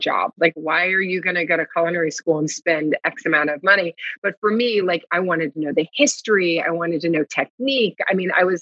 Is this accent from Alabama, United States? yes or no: no; Louisville, Kentucky, United States; I'm from Louisville, Kentucky, and my grandparents were always into farming